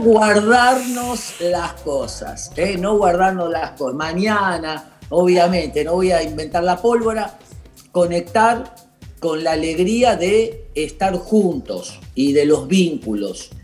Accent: Argentina; la tarea que tenemos por delante como argentinos y como personas

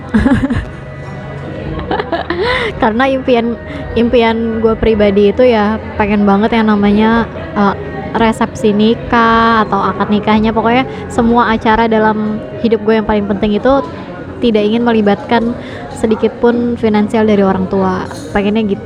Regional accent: Jakarta, Indonesia; karena aku kan orang Betawi nih pengen loh

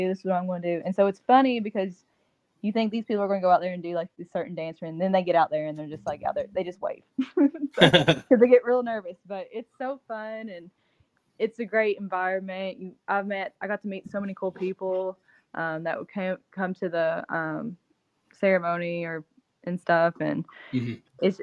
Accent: Bell County, Kentucky, United States; growing up in Bell County

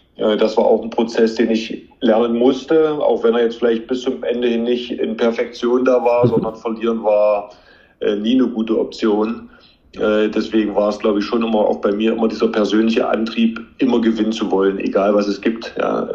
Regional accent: Magdeburg, Saxony-Anhalt, Germany; Ich bin ja gebürtiger Magdeburger

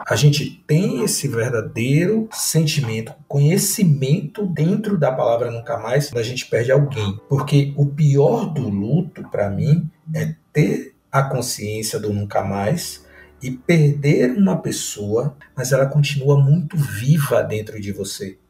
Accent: Northeast Region, Brazil; eu sou do Nordeste

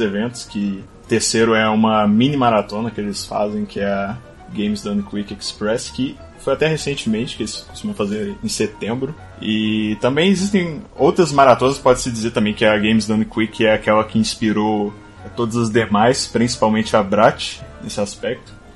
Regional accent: Belo Horizonte, Minas Gerais, Brazil; sou de Belo Horizonte

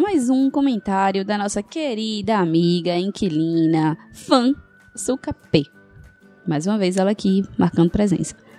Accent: Recife, Pernambuco, Brazil; sou de Recife

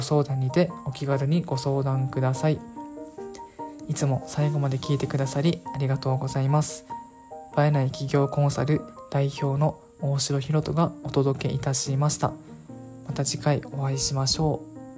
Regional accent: Okinawa, Japan; moved away; 僕の場合地元が沖縄であと当時沖縄に帰っていました

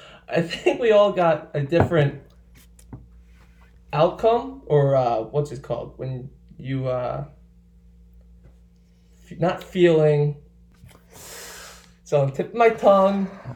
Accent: Medford, United States; a main street of my hometown.

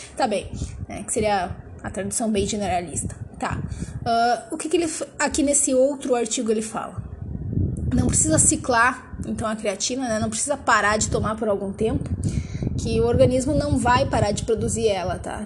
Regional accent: Brazil; accent: caipira; sotaque caipirês ao falar inglês

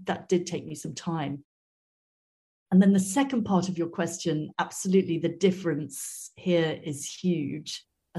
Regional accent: Wales, United Kingdom; I come from Wales originally, which you don't necessarily hear in my accent. And we did have, when I was growing up, excellent music education in schools.

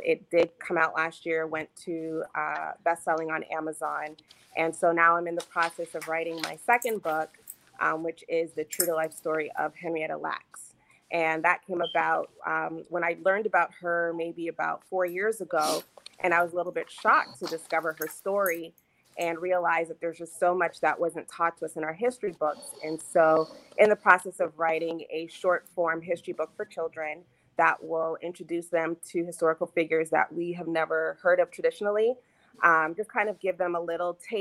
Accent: Toronto, Ontario, Canada; also born or lived in Maryland; now in Baltimore, United States; born and raised in Toronto, Canada, now living just outside of Baltimore in Maryland with my family.

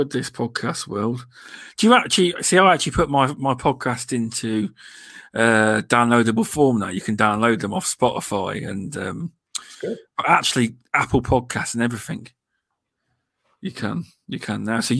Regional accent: United Kingdom; um, we're all British, but VJ lives in California, but he's actually English.

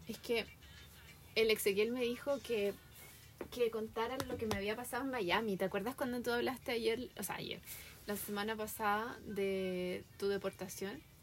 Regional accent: Chile; also born or lived in Santiago; now in United States; somos amistosos los chilenos

